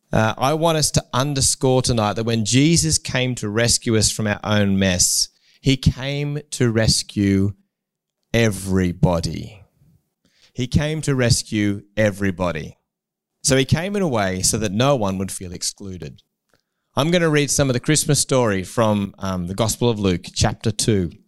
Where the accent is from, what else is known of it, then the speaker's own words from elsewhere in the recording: Newcastle, New South Wales, Australia; I grew up in Newcastle